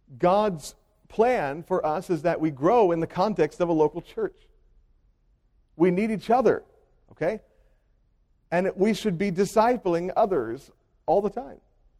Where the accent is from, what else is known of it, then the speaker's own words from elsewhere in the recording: Hopewell, United States; The church I grew up in Hopewell, was pastored by my grandfather for 50 consecutive years.